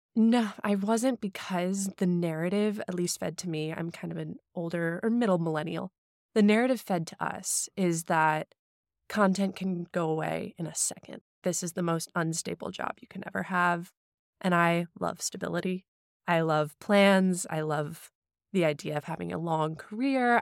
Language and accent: English; St. Louis, Missouri, United States; also born or lived in Hong Kong; I grew up in Saint Louis, Missouri, but then for about five to six years in the middle of my childhood, we were expats in Hong Kong